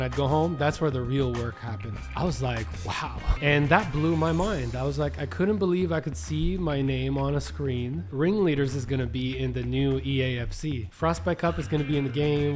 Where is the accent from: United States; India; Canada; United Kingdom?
Canada; We're from Canada